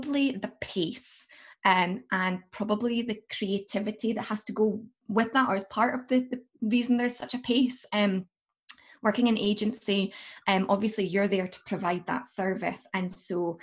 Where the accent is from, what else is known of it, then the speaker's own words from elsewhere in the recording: Aberdeen, Scotland, United Kingdom; moved away as an adult; also born or lived in Liverpool; now in Aberdeen, United Kingdom; living in Aberdeenshire, growing up in Aberdeenshire